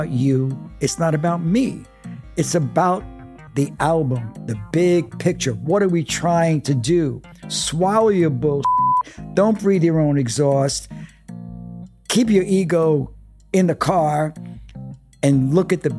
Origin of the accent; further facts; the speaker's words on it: New York City, New York, United States; I'm coming from Brooklyn. My father's a longshoreman.